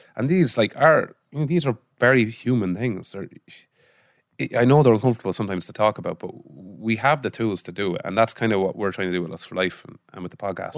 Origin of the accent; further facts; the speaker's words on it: Mullingar, Leinster, Ireland; also born or lived in Israel; growing up in Molingar